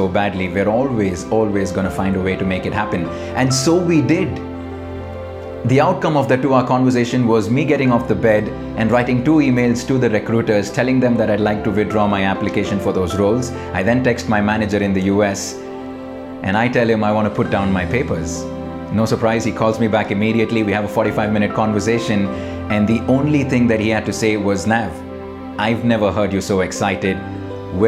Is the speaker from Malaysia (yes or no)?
no; India; growing up in India